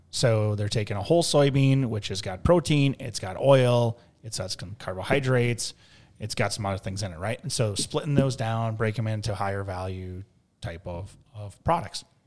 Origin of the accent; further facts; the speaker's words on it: Mankato, Minnesota, United States; we're from, uh, Minnesota.